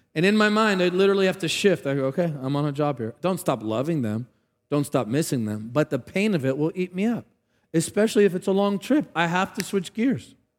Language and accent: English; Tarpon Springs, Florida, United States; moved away; Chris and I grew up in the same hometown, a little Greek town named Tarpon Springs